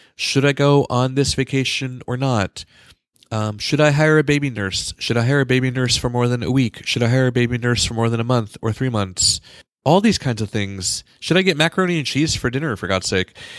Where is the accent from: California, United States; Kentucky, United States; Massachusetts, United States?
California, United States; moved away as an adult